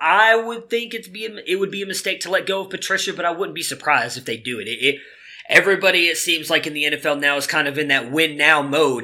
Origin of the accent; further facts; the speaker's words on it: Cleveland, Ohio, United States; my hometown Cleveland Browns